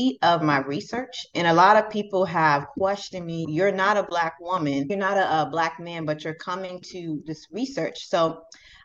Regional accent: Jacksonville, Florida, United States; moved away as an adult; also born or lived in Louisiana; now in Kalamazoo, United States; I'm originally from Jacksonville, Florida.

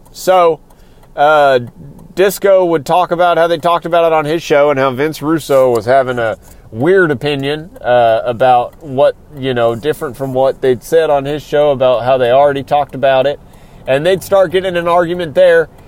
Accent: Texas, United States; I come from Texas. I currently live somewhere in Texas. I'd rather not be specific, but I'm close enough to the Houston area

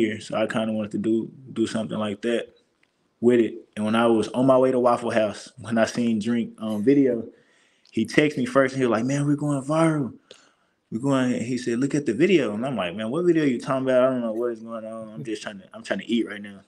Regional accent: Texas, United States; moved away as an adult; now in Missouri, United States; Texas my home state

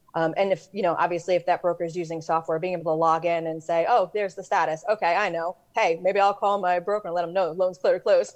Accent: New York, United States; I'm from New York

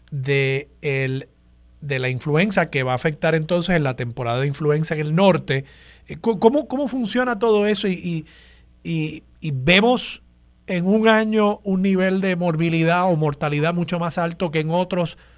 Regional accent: Puerto Rico; Es parte de nuestro acervo cultural como puertorriqueño.

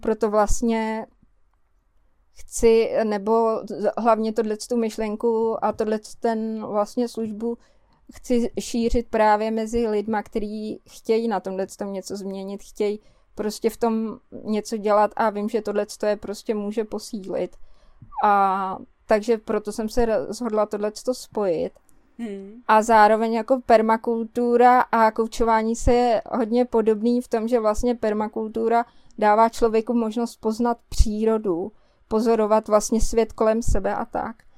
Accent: Prague, Czechia; moved away as an adult; now in Kňovice, Czech Republic; my jsme z Prahy, že jo, a tam jsme žili dost jakoby izolovaně

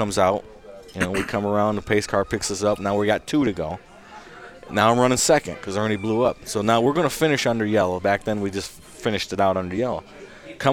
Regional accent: New York, United States; my hometown in New York

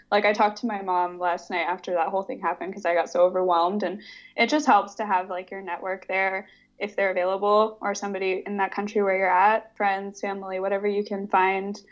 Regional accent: California, United States; moved away as an adult; now in Nuremberg, Germany; I'm from California

